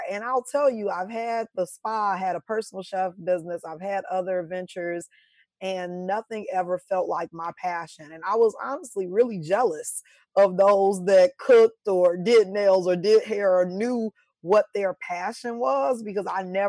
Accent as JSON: {"language": "English", "town": "Chicago", "region": "Illinois", "country": "United States", "lives_now": "Nashville, United States", "said": "And I was like, okay, I'm coming from Chicago. I'm used to being able to go out whenever I want to, find Black people whenever I want to."}